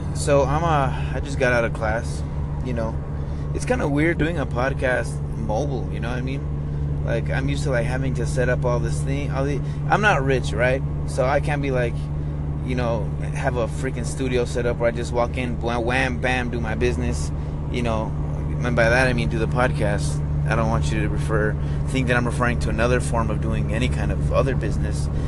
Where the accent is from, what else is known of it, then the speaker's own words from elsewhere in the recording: United States; I'm a Hispanic American. I'm an American, you know. I was born here.